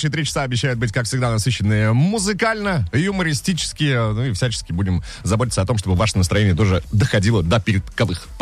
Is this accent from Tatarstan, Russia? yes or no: no; Izhevsk, Udmurtia, Russia; У нас вот, например, в моем родном городе, в Ижевске, в Ижевске. есть э, стелла Дружбы народов, которая в простонародье называется Лыжи Кулаковой.